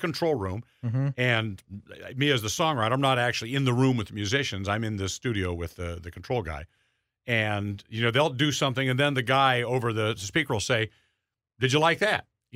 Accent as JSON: {"language": "English", "town": "Colorado Springs", "region": "Colorado", "country": "United States", "tie": "born or raised there", "moved": "yes", "said": "I grew up in Colorado Springs, and there's Pike's Peak"}